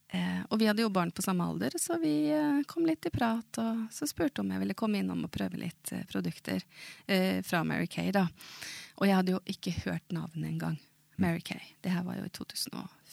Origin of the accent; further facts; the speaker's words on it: Moss, Østfold, Norway; Swedish is a second language; jag är född i Moss och där har jag vuxit upp